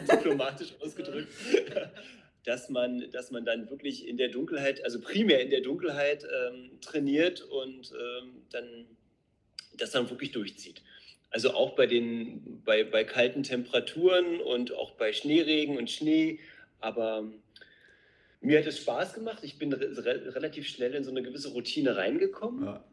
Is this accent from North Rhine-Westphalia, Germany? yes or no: no; Brandenburg, Germany; also born or lived in Neuzelle; wir beide kommen aus Brandenburg. Wir wohnen in Neuzelle